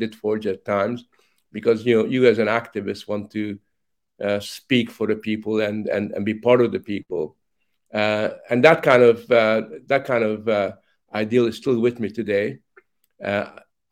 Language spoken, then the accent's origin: English; Hungary; moved away; also born or lived in Canada; as a child, growing up in Hungary